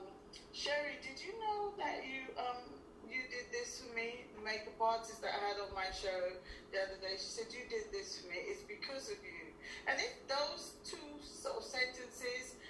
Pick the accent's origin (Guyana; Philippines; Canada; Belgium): Guyana; accent: Guyanese; moved away; I am originally from Guyana, and I've just regained some of the, you know, the accent